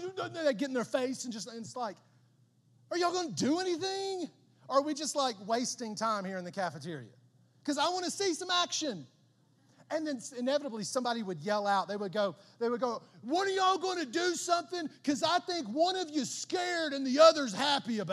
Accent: Southern West Virginia, United States; growing up in Southern West Virginia

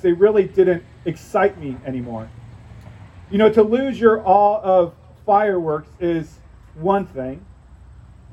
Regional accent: St. Louis, Missouri, United States; moved away; I grew up in St. Louis, Missouri

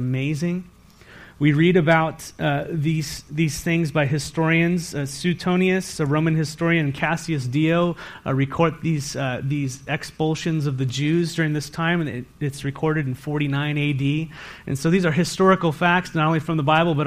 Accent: San Diego, California, United States; now in Walla Walla, United States; I grew up in San Diego in a sailor city

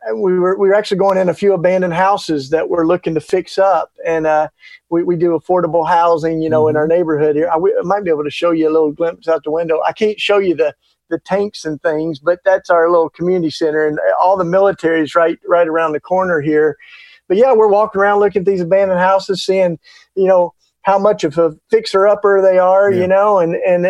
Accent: East Tennessee, United States; accent: Southern; now in Philadelphia, United States; I grew up down in the hills, like East Tennessee

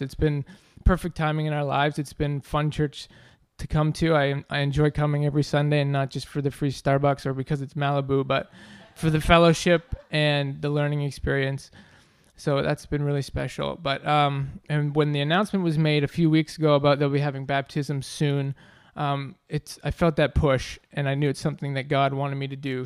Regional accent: Ontario, Canada; moved away; I grew up in Ontario, Canada

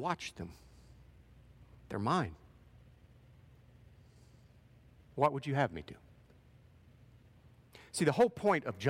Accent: Portsmouth, Ohio, United States; moved away; That's part of that is my home territory. I grew up in Portsmouth

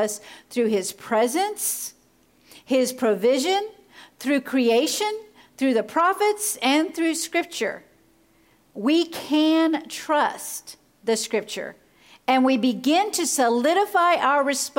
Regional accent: Florida, United States; I grew up in Florida

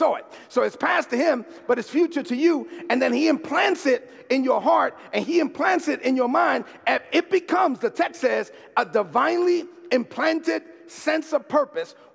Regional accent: New York City, New York, United States; growing up in East New York, Brooklyn, I was one of the only kids that could hang out with the Dominicans and the Puerto Ricans

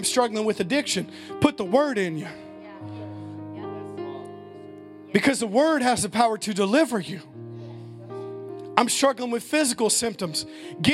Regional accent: United States; as American Christians

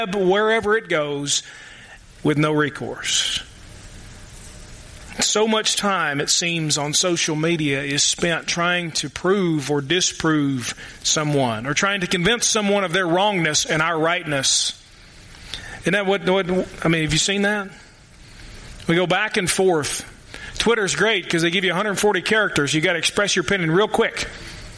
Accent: the Golden Triangle in Kentucky, United States; moved away; I ain't from here. In fact, I am from the Golden Triangle in Kentucky. Louisville, Lexington, Northern Kentucky.

